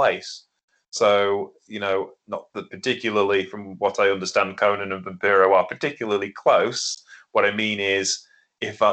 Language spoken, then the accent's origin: English; Lincolnshire, East Midlands, United Kingdom; in Lincolnshire, the land of, you know, Anglo-Saxons and Irish people like me